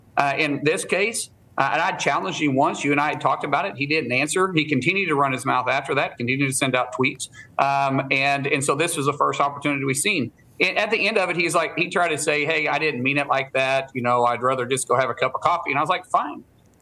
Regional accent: Oklahoma, United States; I'm a guy from Oklahoma first.

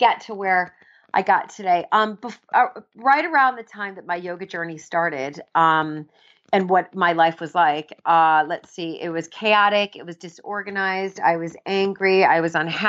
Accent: Chicago, Illinois, United States; also born or lived in England; now in London, United Kingdom; I grew up in Chicago

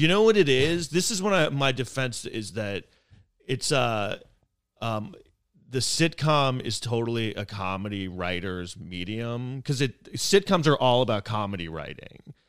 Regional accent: New York City, New York, United States; I grew up here in New York City

